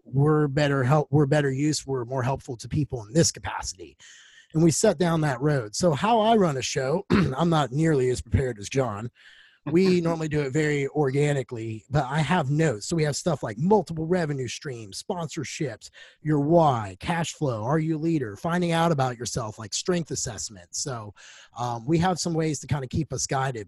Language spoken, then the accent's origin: English; United States; now in Nashville, United States; Landed here in Nashville, which isn't far from my hometown